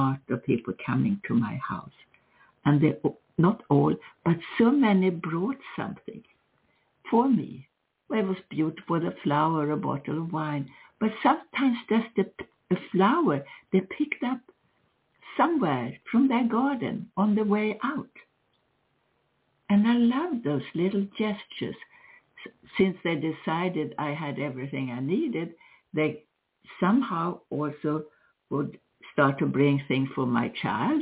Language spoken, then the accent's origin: English; Sweden; moved away; I grew up with Christmas in Sweden